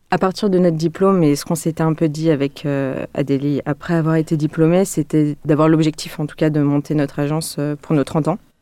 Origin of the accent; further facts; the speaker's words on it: Lyon, Auvergne-Rhône-Alpes, France; je suis lyonnaise aussi